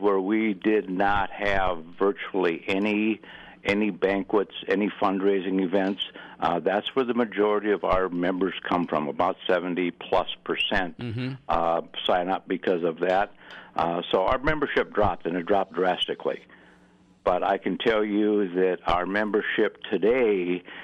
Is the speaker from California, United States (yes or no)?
no; Buffalo County, Wisconsin, United States; now in Minnesota, United States; I was born and raised in Buffalo County, Wisconsin, and I grew up hunting with shotguns